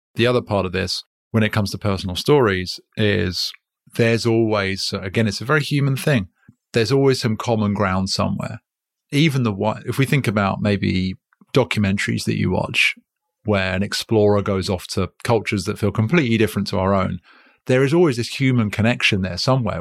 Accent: United Kingdom; accent: British; now in United States; I'm British and I live in America.

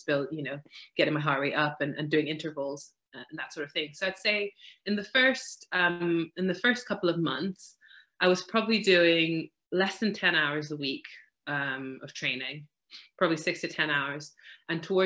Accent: Malawi; now in Wales, United Kingdom; I grew up in Malawi, which is in Southeast Africa

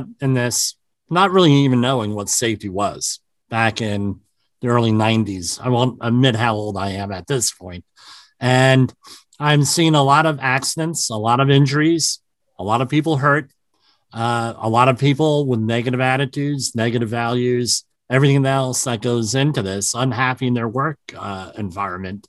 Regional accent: New Jersey, United States; I'm from the New Jersey area, which is right across the river from New York

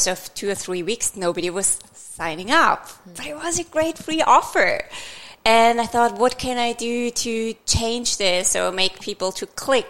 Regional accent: Austria; moved away as an adult; also born or lived in Vienna; now in Australia; I'm from Austria, I've started in Vienna

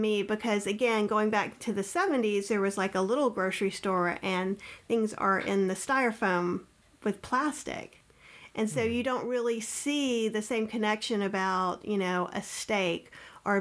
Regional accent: Winston-Salem, North Carolina, United States; I grew up in Winston-Salem, North Carolina

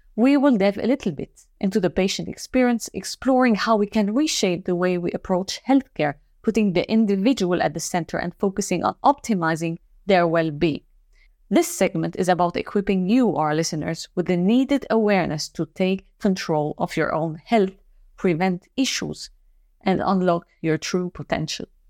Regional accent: Lebanon; moved away; maybe I'm from Lebanon as well.

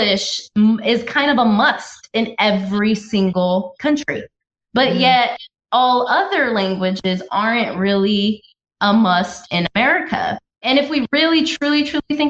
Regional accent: United States; also born or lived in Washington, D.C.; being an American

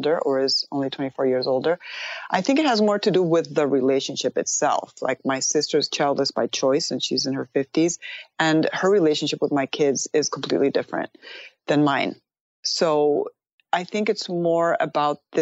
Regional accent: Spain; moved away as an adult; also born or lived in Madrid, Spain / Pittsburgh, Pennsylvania, United States; now in United States; I was born in Madrid, and I was raised in Pittsburgh, Pennsylvania until I was 5. My parents divorced, and then I went back to Spain

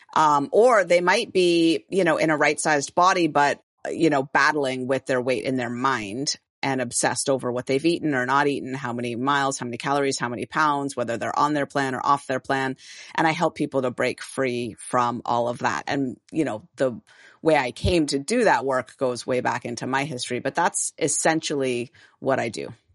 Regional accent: San Francisco, California, United States; I'm from San Francisco, born and raised

